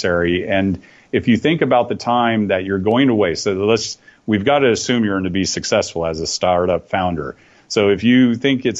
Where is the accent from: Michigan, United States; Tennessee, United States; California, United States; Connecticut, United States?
California, United States; Oakdale; moved away as an adult; also born or lived in Taiwan / Hong Kong / South Korea / China; now in Singapore; I grew up on a cattle ranch just east of San Francisco out in the valley. Very close to a little town called Oakdale.